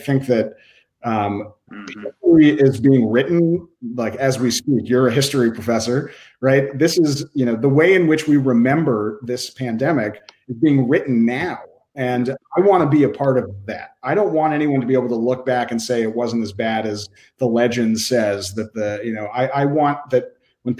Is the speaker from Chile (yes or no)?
no; Boston, Massachusetts, United States; also born or lived in Waltham, Massachusetts; the Boston Globe, my hometown newspaper